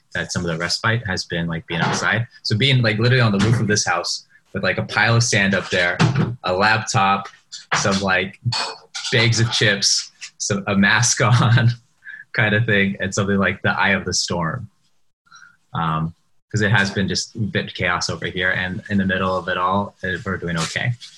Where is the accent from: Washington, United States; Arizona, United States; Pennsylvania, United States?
Washington, United States; Seattle; moved away as an adult; I grew up in Seattle. I moved out right before this pandemic